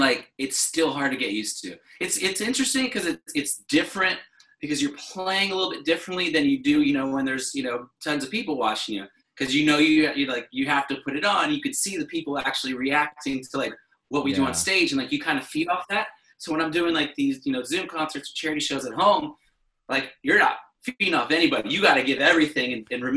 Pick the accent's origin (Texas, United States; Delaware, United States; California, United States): Texas, United States; Flower Mound; also born or lived in Dallas, Texas; I grew up in Flower Mound